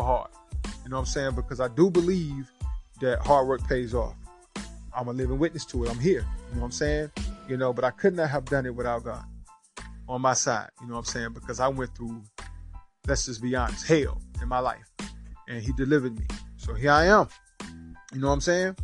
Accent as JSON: {"language": "English", "town": "Rock Hill", "region": "South Carolina", "country": "United States", "tie": "born or raised there", "said": "I'm born and raised right here in Rock Hill, South Carolina"}